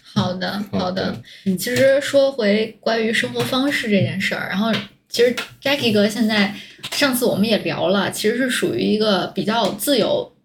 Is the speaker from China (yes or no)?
yes; Tianjin, China; 我本来就是在天津长大，然后大学又在天津上